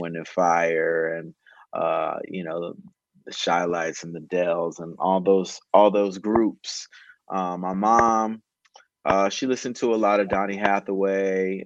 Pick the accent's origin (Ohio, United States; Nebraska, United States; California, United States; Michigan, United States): Ohio, United States; Cincinnati; moved away; also born or lived in Baton Rouge, Louisiana / Atlanta, Georgia; I grew up in Ohio